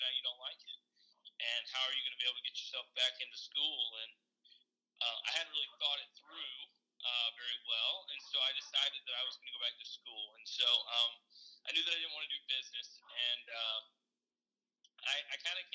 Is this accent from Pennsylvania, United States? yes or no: no; Columbus, Georgia, United States; We grew up in Columbus, Georgia